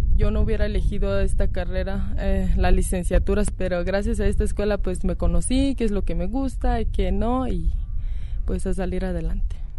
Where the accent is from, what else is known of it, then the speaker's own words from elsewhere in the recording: Ocota de la Sierra, Jalisco, Mexico; soy de Ocota de la Sierra, del municipio de Mezquitic, Jalisco.